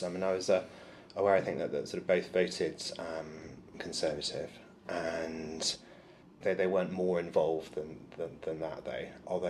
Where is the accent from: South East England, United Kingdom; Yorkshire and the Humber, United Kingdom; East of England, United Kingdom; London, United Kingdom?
London, United Kingdom; Eltham; was living in Eltham, which is where I lived when I was born in London, and where my grandmother still was.